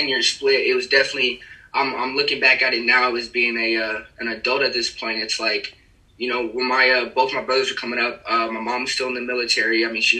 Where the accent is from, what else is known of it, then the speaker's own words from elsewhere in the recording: Aurora, Colorado, United States; moved away as an adult; now in Phoenix, United States; I'm a suburban dude, man, from Colorado, Aurora, Colorado. We like to call it ACO around here.